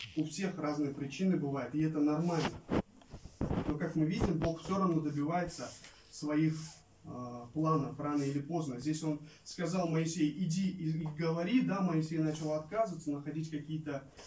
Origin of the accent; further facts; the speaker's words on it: Kokand, Fergana Region, Uzbekistan; moved away as an adult; я родился и вырос в Узбекистане, в Ферганской э, долине, в Ферганской области, в городе Каканде